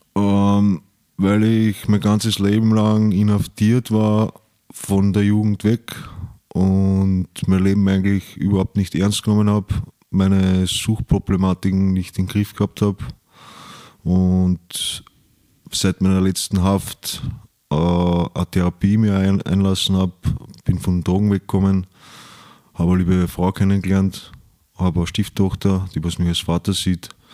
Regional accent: Vienna, Austria; ich bin in Wien aufgewachsen, im 10. Bezirk

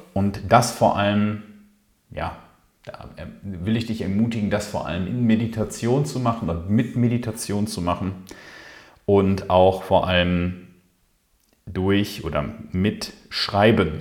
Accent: Ruhr area, North Rhine-Westphalia, Germany; hier bei uns im Ruhrpott

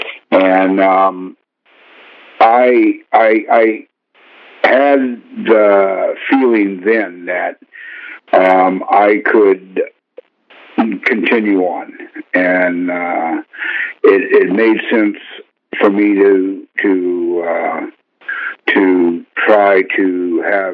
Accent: San Jose, California, United States; I grew up in San Jose, California

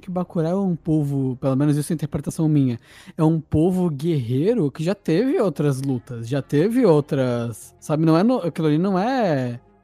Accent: Brazil; a gente é brasileiro

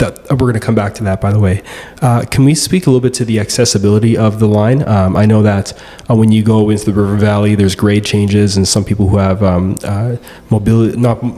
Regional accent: Ottawa, Ontario, Canada; I grew up in Ottawa and we had the Rideau Canal

